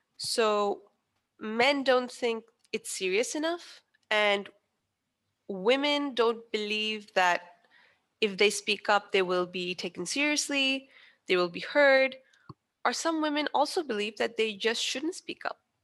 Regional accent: Pakistan; I am Pakistani

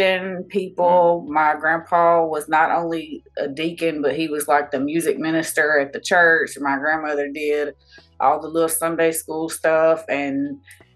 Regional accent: Somerville, Alabama, United States; moved away; Alabama. It's small. It's so small. There's nothing

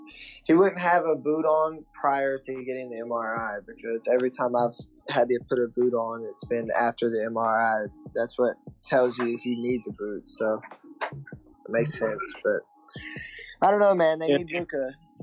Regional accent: Atlanta, Georgia, United States; I'm from Atlanta.

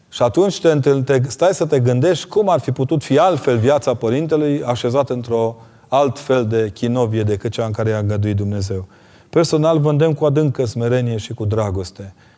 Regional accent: Transylvania, Romania; Eu sunt un ardelean convertit de olteni

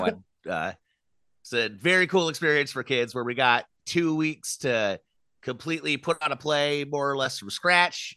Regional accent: Ventura, California, United States; I grew up in Ventura

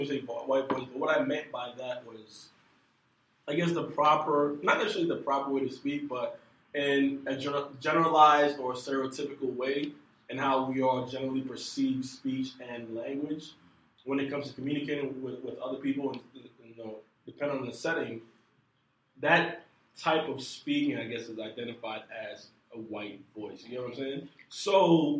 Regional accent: Ghana; moved away; Growing up in Ghana

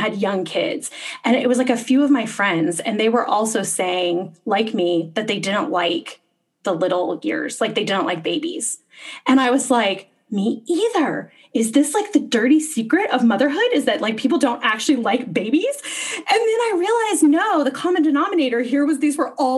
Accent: Texas, United States; moved away as an adult; also born or lived in Boston; I was growing up in Texas

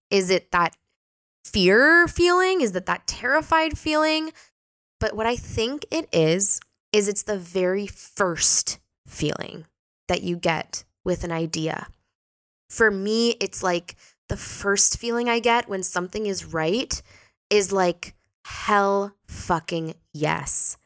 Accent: Canada; now in Portugal; I was born in Canada, but now I live here.

